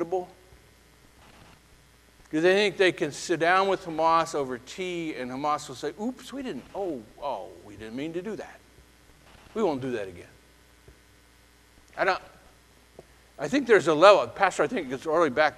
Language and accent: English; United States; I'm an American. I'm red, white, and blue. I love my country. I'm glad to be born here, okay, and raised here, glad to live here